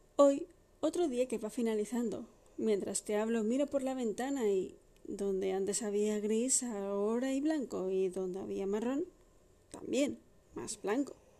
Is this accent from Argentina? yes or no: no; Madrid, Community of Madrid, Spain; Soy de Madrid, nacida y criada